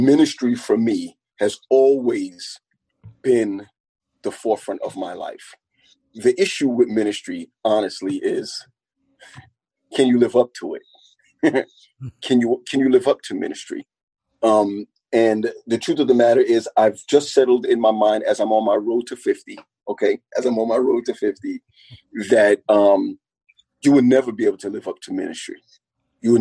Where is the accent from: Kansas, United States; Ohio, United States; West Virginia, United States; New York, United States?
New York, United States; New York City; also born or lived in Crown Heights, Brooklyn; I grew up in Canarsie